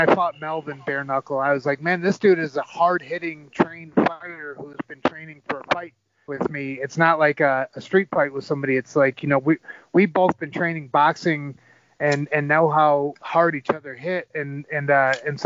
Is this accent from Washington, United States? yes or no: no; Ann Arbor, Michigan, United States; moved away; I take a lot of pride in the fact that I'm from Ann Arbor